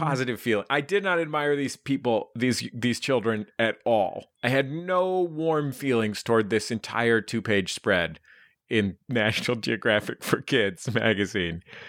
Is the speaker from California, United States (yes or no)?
yes; Bay Area, California, United States; I grew up in the Bay Area